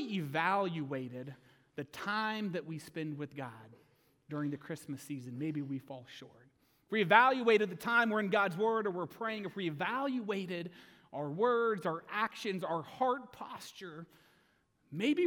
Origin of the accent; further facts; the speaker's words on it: Oswego, Kansas, United States; I was graduating from Oswego, Kansas